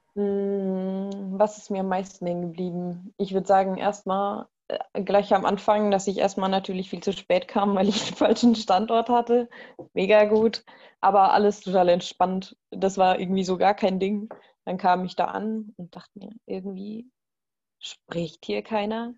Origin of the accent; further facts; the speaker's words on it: Bavaria, Germany; ich komme aus Bayern